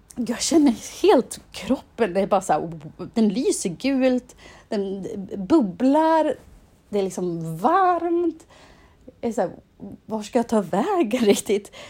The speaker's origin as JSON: {"language": "Swedish", "town": "Insjön", "region": "Dalarna County", "country": "Sweden", "moved": "yes", "said": "i byn där jag kommer ifrån i Dalarna, i Insjön"}